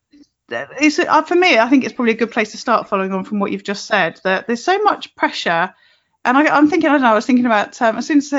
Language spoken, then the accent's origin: English; United Kingdom